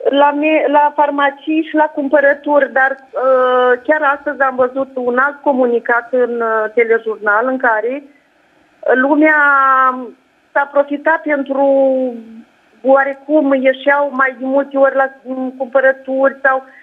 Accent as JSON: {"language": "Romanian", "town": "Iași", "region": "Iași County", "country": "Romania", "said": "Da, și eu mă bucur că am reușit să intru direct cu dumneavoastră, eu sunt chiar din Iași."}